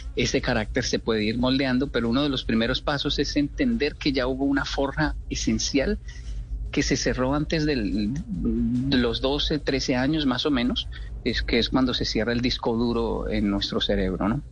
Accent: Colombia; moved away; yo crecí viendo en Latinoamérica donde decíamos wow es que tiene un carácter fuertísimo o como decimos en Colombia volado

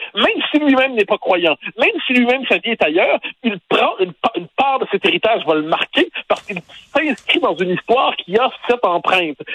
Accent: Quebec, Canada; nous sommes québécois

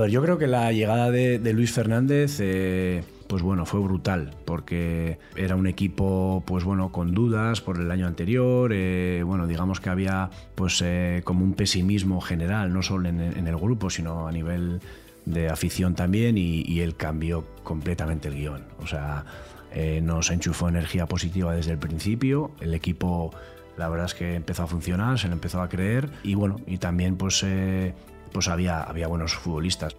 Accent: Elgoibar, Basque Country, Spain; me permitió seguir viviendo en, casa de mis padres en el Goibar

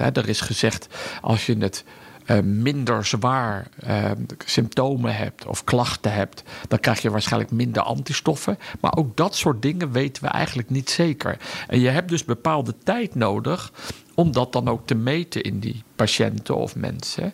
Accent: Udenhout, North Brabant, Netherlands; moved away as an adult; daar heb ik altijd gewoond in mijn jeugd

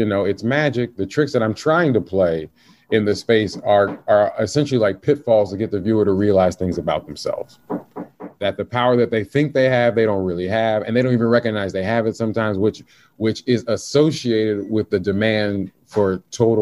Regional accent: the South, United States; I'm from the South

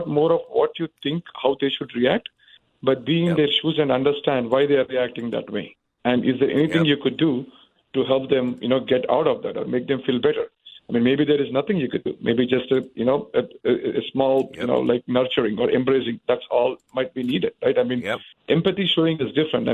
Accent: India; moved away; I come from India. I have different, you know, like, I mean, my childhood was different

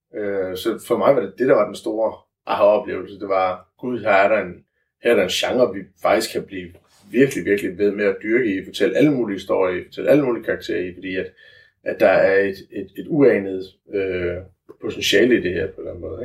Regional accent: Funen, Southern Denmark, Denmark; vi er fynboer

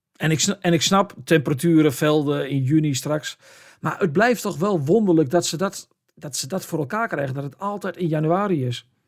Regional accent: the area of Heracles, Overijssel, Netherlands; Heracles, een club uit, uit het gebied waar ik vandaan kom

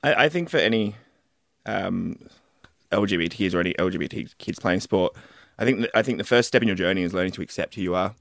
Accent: Wollongong, New South Wales, Australia; I also grew up in Wollongong.

